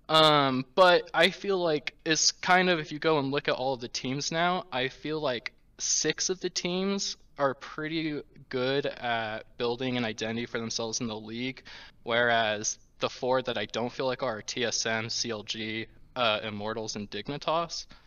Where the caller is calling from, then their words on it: Cedar City, Utah, United States; Hello, I'm calling from Cedar City, Utah.